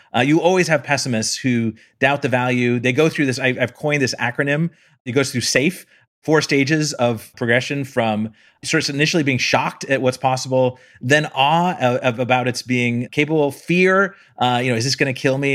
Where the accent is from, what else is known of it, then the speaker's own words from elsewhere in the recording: Palo Alto, California, United States; I'm from Palo Alto